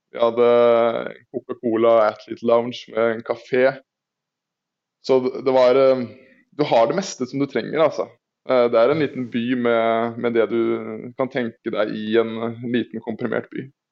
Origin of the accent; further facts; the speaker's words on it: Østfold, Norway; jeg er fra Østfold